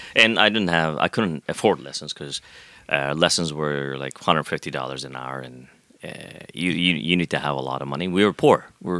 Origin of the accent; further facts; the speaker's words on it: Pakistan; now in Canada; Here as a Pakistani citizen.